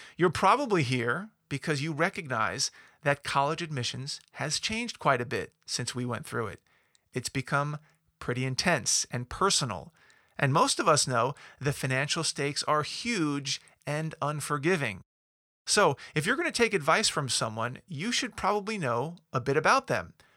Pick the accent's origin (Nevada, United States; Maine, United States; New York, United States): New York, United States; Long Island; I grew up in New York. I'm a Long Islander, to be exact